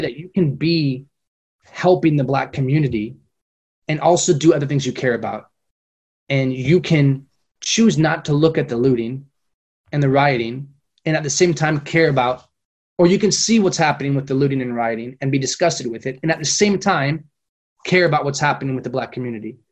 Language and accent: English; Fresno, California, United States; moved away as an adult; now in Madrid, Spain; When I was a kid growing up in Fresno, Fresno's a very multicultural community.